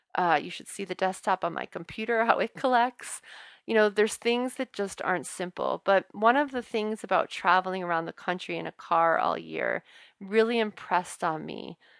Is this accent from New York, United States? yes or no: no; New Orleans, Louisiana, United States; accent: Southern drawl; now in Boston, United States; I'm originally from New Orleans